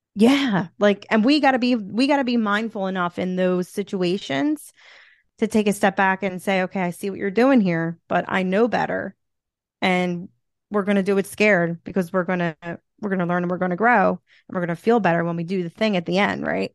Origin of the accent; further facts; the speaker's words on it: Philadelphia, Pennsylvania, United States; accent: Philly; I'm from Philly